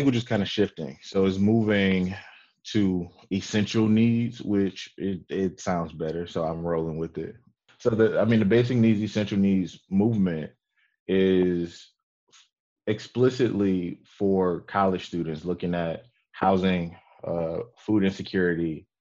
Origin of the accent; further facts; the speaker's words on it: Detroit, Michigan, United States; I'm from Detroit. I grew up, you know, I'm a graduate of Detroit Public Schools.